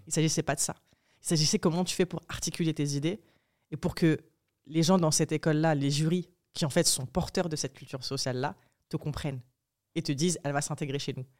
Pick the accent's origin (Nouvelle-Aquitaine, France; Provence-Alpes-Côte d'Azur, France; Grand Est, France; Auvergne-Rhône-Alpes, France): Provence-Alpes-Côte d'Azur, France; Apt; also born or lived in Morocco; des deux quartiers populaires, donc Saint-Michel et Saint-Joseph, dont je venais, d'Apt